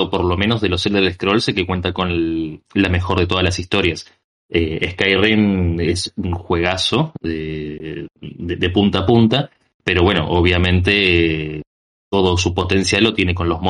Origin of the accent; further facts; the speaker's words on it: Argentina; La, la respuesta es muy simple. Soy de Argentina, hombre.